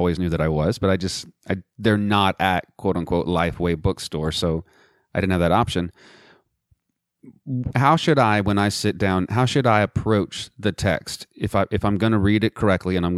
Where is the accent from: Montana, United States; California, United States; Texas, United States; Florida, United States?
Texas, United States; Midland; I'm from Midland, Texas, which is further west